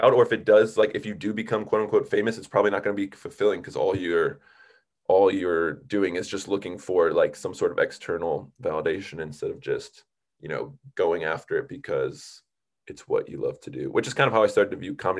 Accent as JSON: {"language": "English", "region": "Minnesota", "country": "United States", "tie": "born or raised there", "also_born_or_lived": "Boston / Chicago area", "moved": "as an adult", "lives_now": "Southern California, United States", "said": "I grew up in Minnesota"}